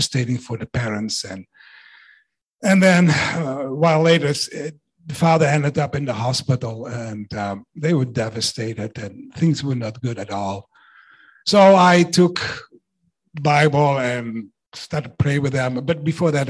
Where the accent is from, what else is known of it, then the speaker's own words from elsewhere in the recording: Netherlands; now in Canada; I was raised in the Netherlands